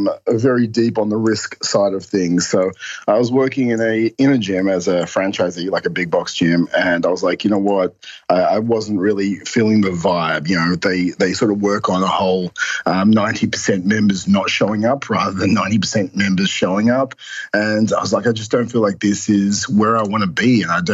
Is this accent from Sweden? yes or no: no; Perth, Western Australia, Australia; now in Melbourne, Australia; Perth, Western Australia.